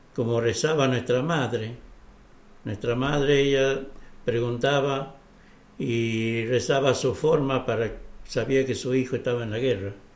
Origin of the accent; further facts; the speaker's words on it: Catamarca, Argentina; yo soy de Catamarca